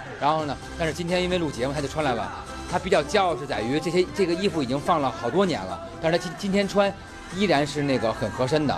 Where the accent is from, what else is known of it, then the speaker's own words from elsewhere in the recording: Beijing, China; 我就是身为北京人呢，然后我们也是。上过几回吧，我有四五回